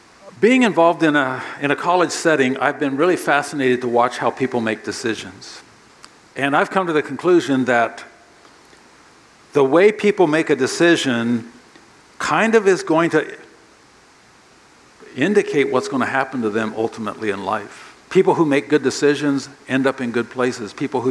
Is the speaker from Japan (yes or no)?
yes; Japan; born there; I grew up on the mission field. My parents are missionaries. I was born in Japan.